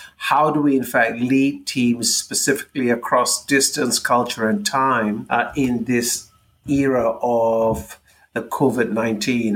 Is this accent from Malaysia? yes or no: yes; Malaysia; moved away as an adult; growing up in Malaysia, we learn how to navigate cultural differences from a very early age.